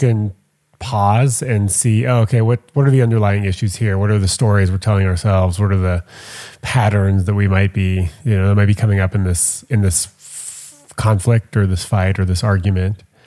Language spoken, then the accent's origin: English; Montreal, Quebec, Canada; I'm from Montreal